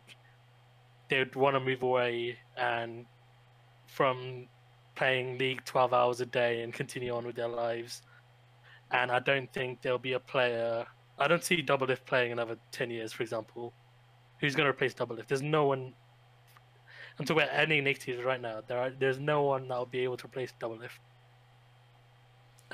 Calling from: United Kingdom; I'm calling from the UK

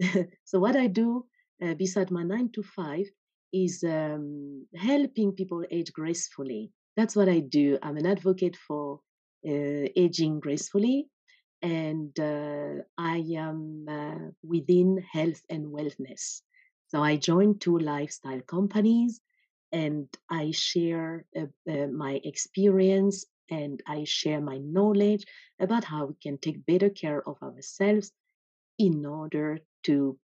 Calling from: Norway; I'm connecting from Norway.

